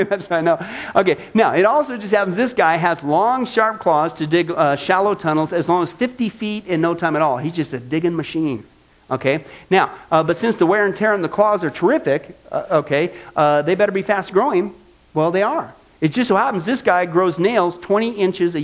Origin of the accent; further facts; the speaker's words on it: Midwest, United States; I grew up in the Midwest